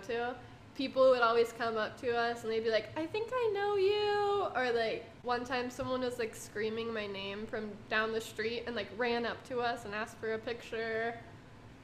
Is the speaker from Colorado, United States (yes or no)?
yes; Vail, Colorado, United States; now in Phoenix, United States; I'm from Colorado originally.